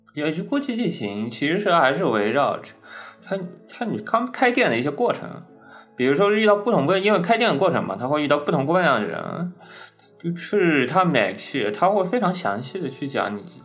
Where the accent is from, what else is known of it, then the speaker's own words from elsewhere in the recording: Zhejiang, China; 我们浙江那边不也经常有吗